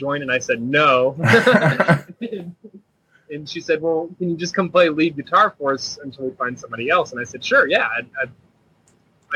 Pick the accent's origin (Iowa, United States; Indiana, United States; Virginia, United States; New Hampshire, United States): Indiana, United States; Indianapolis; I was born and raised in Indianapolis